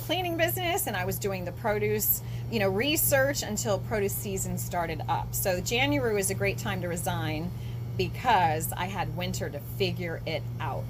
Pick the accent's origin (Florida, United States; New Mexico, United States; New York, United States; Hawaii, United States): Florida, United States; moved away as an adult; also born or lived in Outer Banks, North Carolina / Morehead City, North Carolina; now in Atlantic Beach, United States; I grew up in Florida on the East Coast